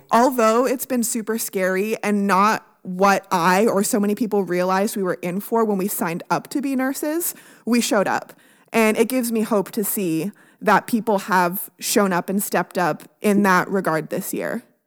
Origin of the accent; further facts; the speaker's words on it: Canada; now in United States; I'm Canadian